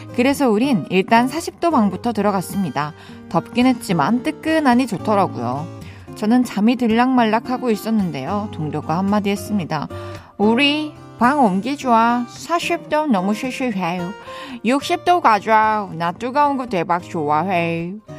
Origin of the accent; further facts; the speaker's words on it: Daegu, South Korea; moved away; 저의 고향 대구.